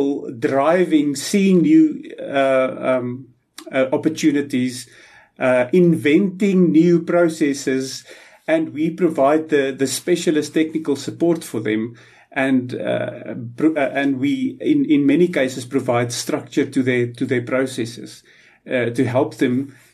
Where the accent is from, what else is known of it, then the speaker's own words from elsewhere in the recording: South Africa; a South African pyrometallurgist